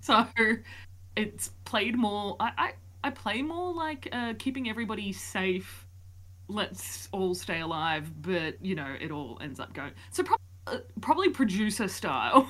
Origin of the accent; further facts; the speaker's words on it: Wollongong, New South Wales, Australia; I am a sociologist from Wollongong, Australia